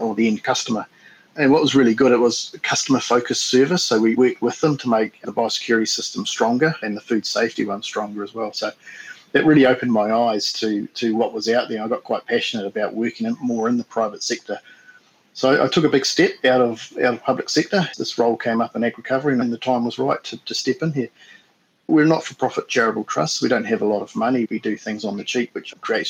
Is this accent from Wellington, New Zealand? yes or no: yes; Wellington, New Zealand; I'm from Wellington, so there's a lot of activists down this way